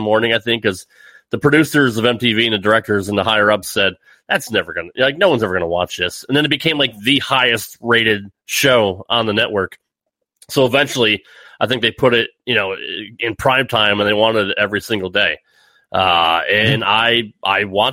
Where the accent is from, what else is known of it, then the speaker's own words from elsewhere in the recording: Connecticut, United States; I am from Connecticut